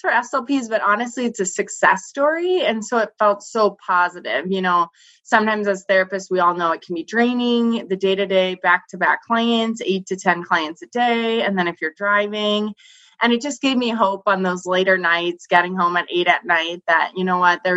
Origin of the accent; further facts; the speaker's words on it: North Dakota, United States; moved away; also born or lived in Minneapolis, Minnesota; where I grew up in North Dakota